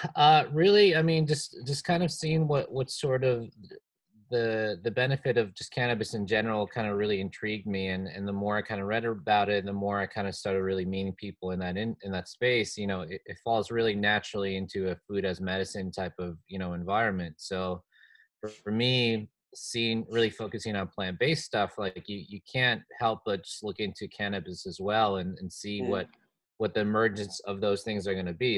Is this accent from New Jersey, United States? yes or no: yes; New Jersey, United States; my home state, New Jersey.